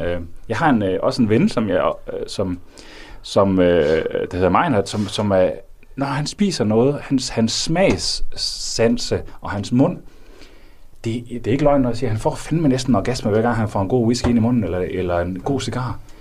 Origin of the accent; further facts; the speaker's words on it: North Jutland, North Denmark Region, Denmark; den kultur, jeg er vokset op i i Nordjylland